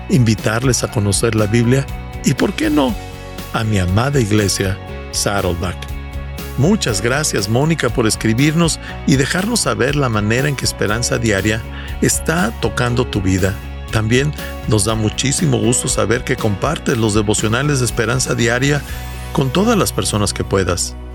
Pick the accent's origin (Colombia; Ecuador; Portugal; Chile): Ecuador; Quito, Pichincha; born there; Nací en Quito, Ecuador, dentro de una familia disfuncional y alcohólica.